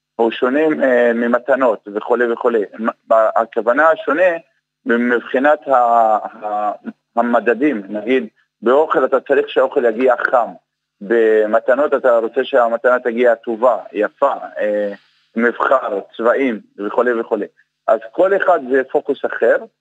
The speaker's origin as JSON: {"language": "Hebrew", "town": "Umm al-Fahm", "region": "Haifa District", "country": "Israel", "tie": "born or raised there", "moved": "as an adult", "said": "אני במקור מאום אל-פחם"}